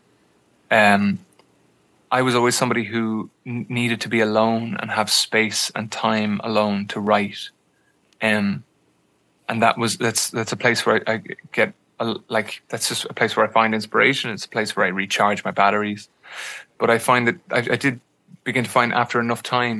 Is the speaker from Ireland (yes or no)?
yes; Ireland